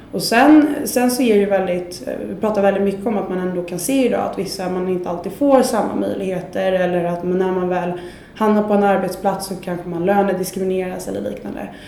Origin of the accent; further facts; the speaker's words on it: Sweden; vi är ju lite jante i Sverige